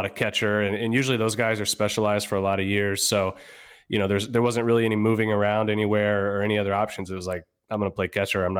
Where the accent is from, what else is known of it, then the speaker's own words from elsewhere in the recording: Virginia, United States; I'm originally from Northern Virginia, just outside of DC.